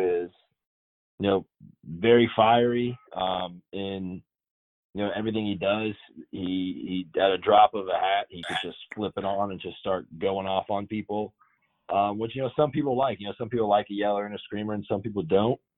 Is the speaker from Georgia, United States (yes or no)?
yes; Georgia, United States; also born or lived in Mississippi; going back to my home state and going and playing at UGA, I attended tons of games there as a fan, you know, growing up